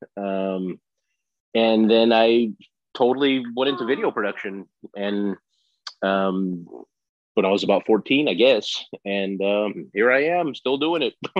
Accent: Los Angeles, California, United States; I grew up in Los Angeles, California

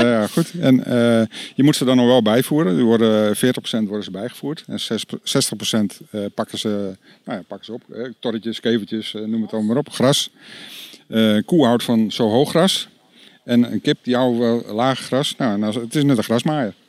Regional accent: North Holland, Netherlands; ik ben een ja, kaaskop, ik kom uit Noord-Holland

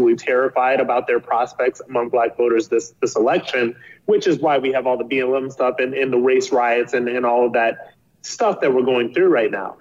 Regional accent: Akron, Ohio, United States; I'm from Akron, Ohio. I'm from a single parent household. I went to a high school in Akron, Ohio

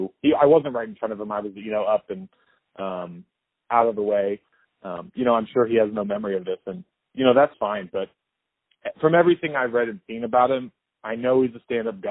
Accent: Lakewood, Ohio, United States; I grew up in Lakewood, which is right outside of Cleveland

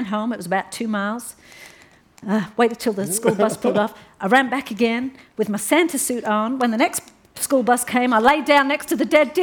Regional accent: London, United Kingdom; I come from Hackney.

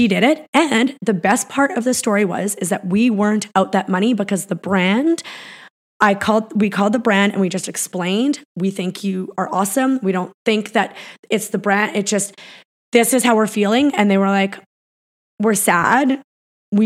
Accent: Peace River, Alberta, Canada; moved away; I came from Peace River, Alberta. I lived in like a pretty basic little house. My dad lived in a trailer.

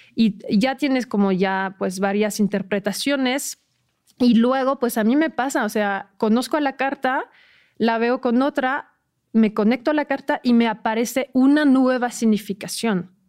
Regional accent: France; Spanish is a second language; moved away; yo soy francesa

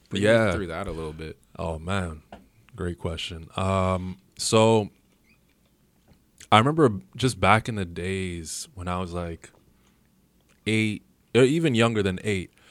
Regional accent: Toronto, Ontario, Canada; You're like, okay, I'm from Toronto.

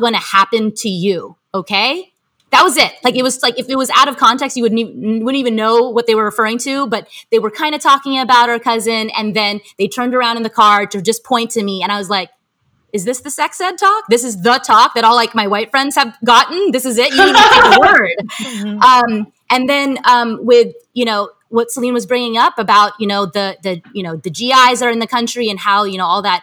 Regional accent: United States; a Filipina American born in the U.S.

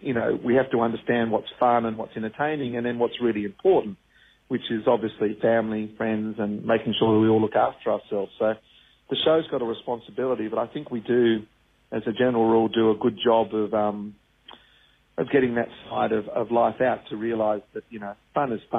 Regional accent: Pymble, New South Wales, Australia; also born or lived in Wahroonga; And I grew up in Pimble, and I went to school in Wurrunga, and I bought my first house in Wurrunga.

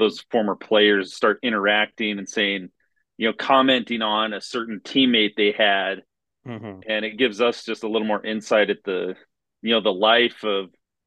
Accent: South Central Colorado, United States; we grew up in South Central Colorado, where we lived out in the middle of nowhere

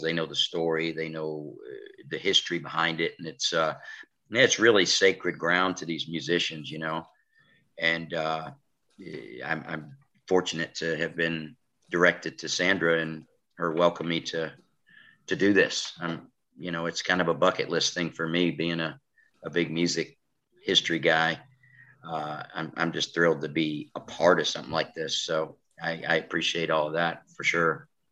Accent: New York, United States; moved away as an adult; now in Alabama, United States; I'm originally from New York, so when I came down here

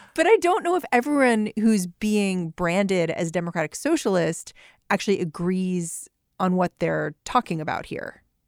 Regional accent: United States; as an American, okay? Like, I was raised in this country

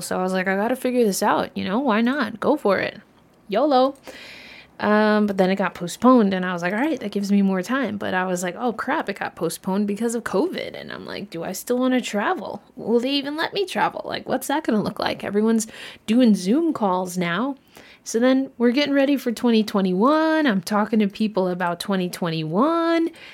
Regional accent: United States; I am from the United States

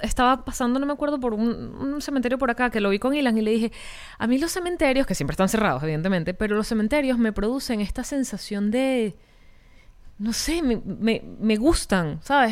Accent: Caracas, Capital District, Venezuela; moved away; yo dejé Caracas, que es de donde soy.

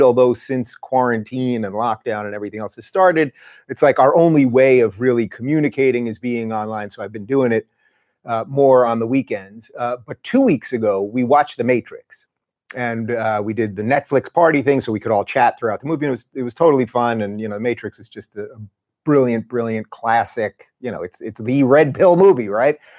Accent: Long Island, New York, United States; moved away; also born or lived in Brooklyn; we grew up in Long Island

